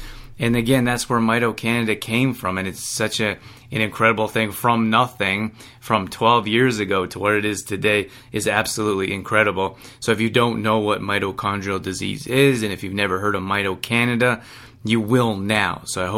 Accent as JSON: {"language": "English", "town": "Calgary", "region": "Alberta", "country": "Canada", "tie": "born or raised there", "said": "born and raised in Calgary, Alberta, as I was."}